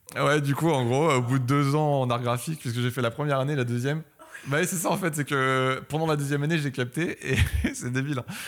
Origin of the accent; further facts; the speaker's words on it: Paris, Île-de-France, France; also born or lived in Belgium; je viens de Paris